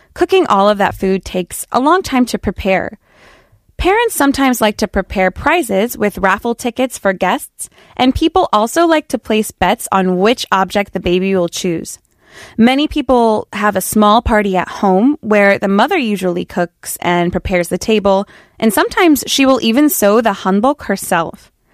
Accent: United States; me as an American

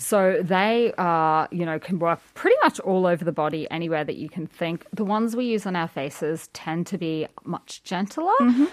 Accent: Australia; being Australian

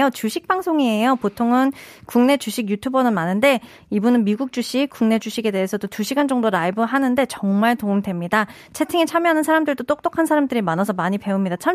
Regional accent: South Korea; English is a second language; I'm from South Korea and I tune into some live streams on Instagram

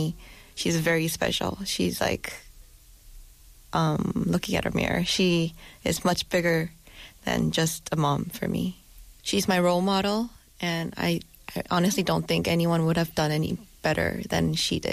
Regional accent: South Korea; also born or lived in New Jersey, United States; I was raised mostly in Korea

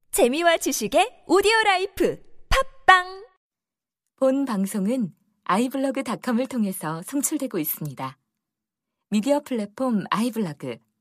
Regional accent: Jeolla, South Korea; accent: Jeolla dialect; 전라도 우리 사투리

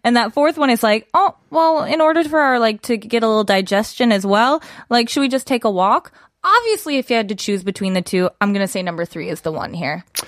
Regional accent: Midwest, United States; I'm from the Midwest

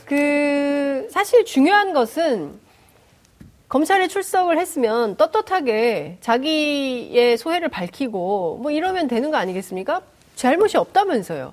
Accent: South Korea; 대한민국에서 태어난

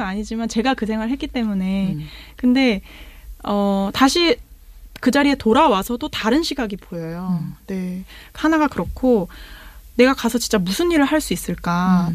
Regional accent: South Korea; 나는 한국인이니까

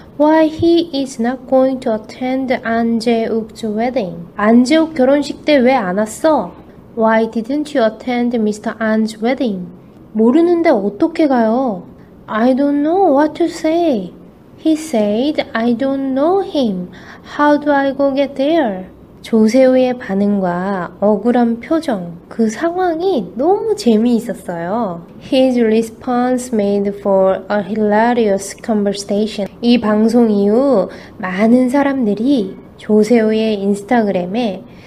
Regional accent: South Korea; first language Korean; 저는 한국인이에요

